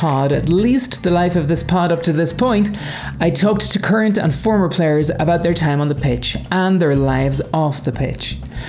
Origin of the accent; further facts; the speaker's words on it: Ireland; moved away; I grew up in Ireland